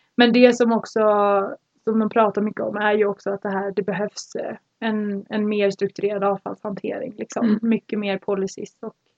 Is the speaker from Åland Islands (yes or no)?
no; Sweden; moved away; hemma i Sverige